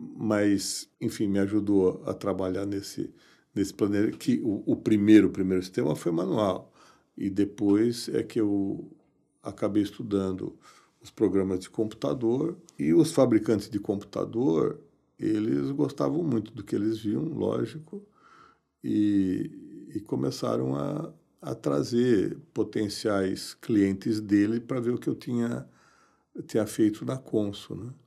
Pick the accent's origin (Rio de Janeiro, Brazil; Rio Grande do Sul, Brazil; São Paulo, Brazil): São Paulo, Brazil; Eu nasci em São Paulo.